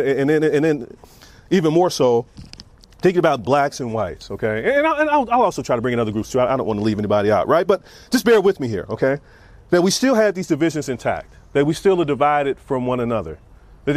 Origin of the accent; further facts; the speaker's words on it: Kansas City, Missouri, United States; moved away as an adult; also born or lived in Iowa; I grew up in Kansas City, and so I grew up in the inner city